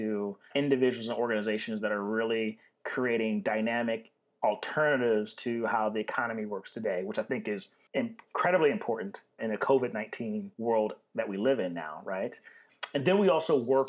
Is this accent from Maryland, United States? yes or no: yes; Baltimore, Maryland, United States; moved away as an adult; now in Oakland, United States; I'm from Baltimore City, Baltimore, Maryland. I moved to Oakland about 2.5 years ago